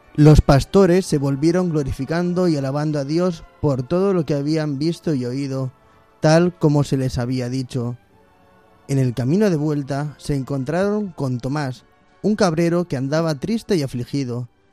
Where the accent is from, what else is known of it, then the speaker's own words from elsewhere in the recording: Móstoles, Community of Madrid, Spain; yo soy de Móstoles